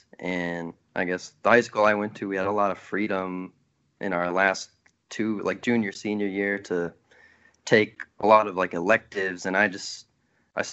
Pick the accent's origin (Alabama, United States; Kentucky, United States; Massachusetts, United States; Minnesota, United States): Minnesota, United States; Worthington; moved away as an adult; now in Durham, United States; I grew up in Worthington, Minnesota, which is southwestern Minnesota